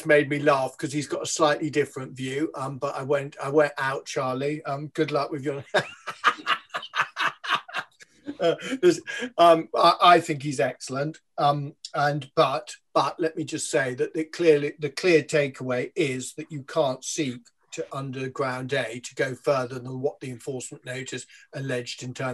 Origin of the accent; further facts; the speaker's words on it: London, United Kingdom; as the Londoner on the show